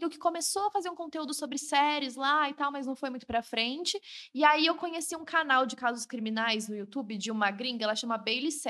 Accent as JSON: {"language": "Portuguese", "region": "São Paulo", "country": "Brazil", "said": "E eu tava em casa, né? Eu sou do interior daqui de São Paulo, então eu tava na casa dos meus pais."}